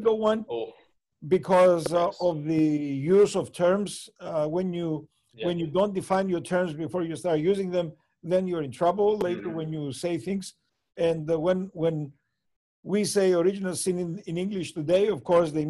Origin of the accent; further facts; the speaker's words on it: Cyprus; growing up in Cyprus